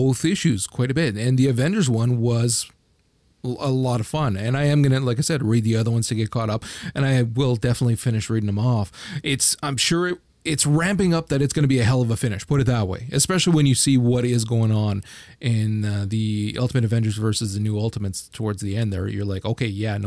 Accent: Canada; I'm Canadian, very proud of it.

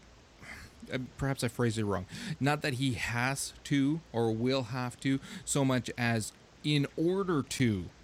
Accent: Canada; for being Canadian

